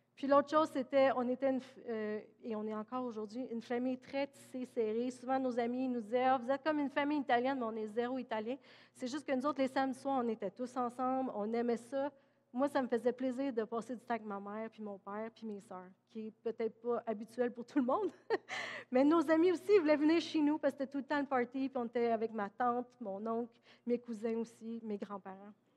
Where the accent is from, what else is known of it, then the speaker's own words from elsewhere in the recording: Granby, Quebec, Canada; also born or lived in Oklahoma; je suis née à Grimby, québécoise, canadienne